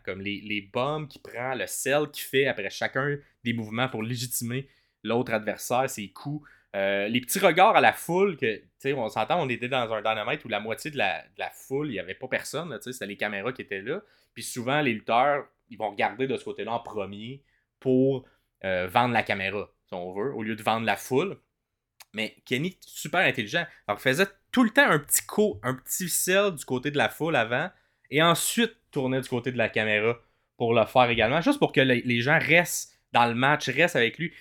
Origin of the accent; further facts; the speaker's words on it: Ottawa, Ontario, Canada; moved away; je viens d'Ottawa à la base.